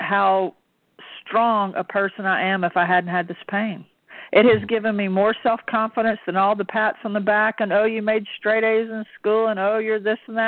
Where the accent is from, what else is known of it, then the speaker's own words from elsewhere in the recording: the South, United States; we're from the South